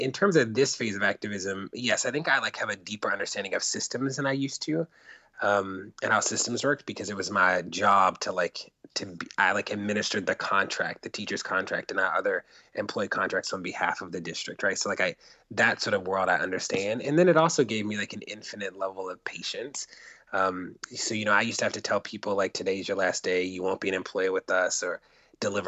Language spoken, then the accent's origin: English; Baltimore, Maryland, United States; moved away as an adult; also born or lived in Catonsville, Maryland / Minneapolis, Minnesota / St. Louis, Missouri / New York City; I'm from Baltimore. Baltimore is like home